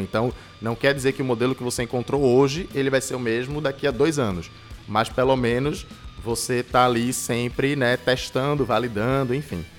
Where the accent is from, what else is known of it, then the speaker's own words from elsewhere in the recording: Recife, Pernambuco, Brazil; Recifense, né? Nasci em Recife há 27 anos atrás